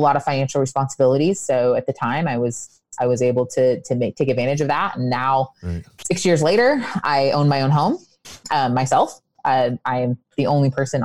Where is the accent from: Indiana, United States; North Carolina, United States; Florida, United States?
Indiana, United States; me being from Indiana